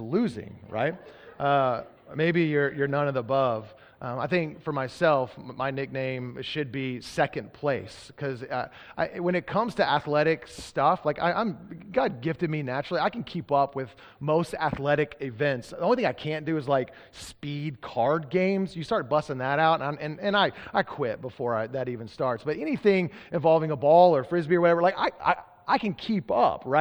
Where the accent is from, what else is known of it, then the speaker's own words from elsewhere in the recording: Texas, United States; now in Oregon, United States; I grew up in Texas